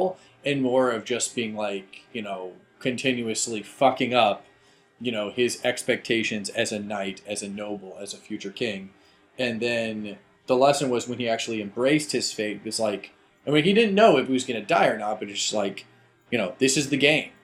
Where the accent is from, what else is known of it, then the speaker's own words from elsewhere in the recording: United States; I'm American as well